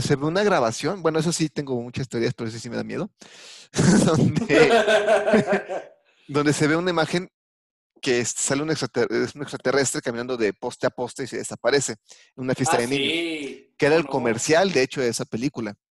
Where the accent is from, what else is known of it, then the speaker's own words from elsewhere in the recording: Mexico; soy mexicano